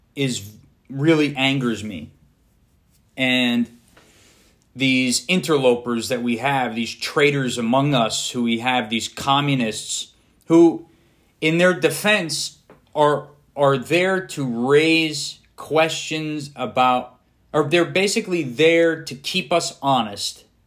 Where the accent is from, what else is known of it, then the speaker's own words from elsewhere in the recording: United States; as an American